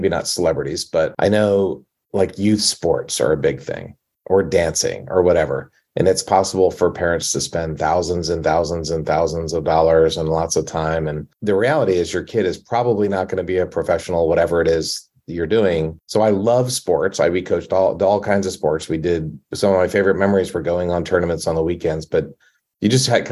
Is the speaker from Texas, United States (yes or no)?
no; Maryland, United States; I'm from Maryland